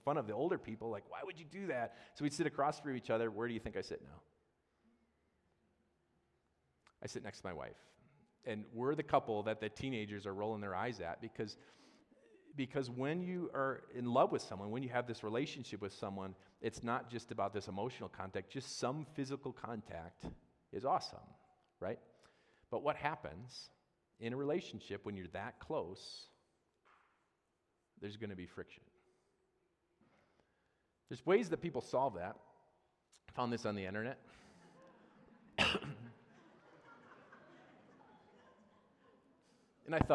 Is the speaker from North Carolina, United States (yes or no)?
no; Wisconsin, United States; growing up in Wisconsin